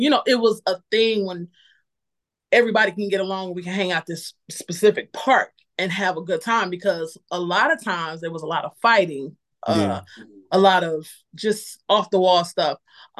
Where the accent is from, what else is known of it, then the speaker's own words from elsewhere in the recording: Lorain, Ohio, United States; moved away as an adult; now in North Carolina, United States; I lived in a town called Lorain, Ohio. It's like 20 minutes away from Cleveland. Mm-hmm. They call us Baby Cleveland. So yeah, it was a rowdy city.